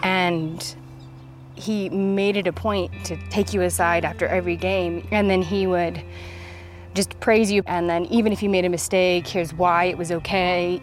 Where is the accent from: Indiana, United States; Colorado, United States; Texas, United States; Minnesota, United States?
Colorado, United States; Littleton; I grew up in Littleton, Colorado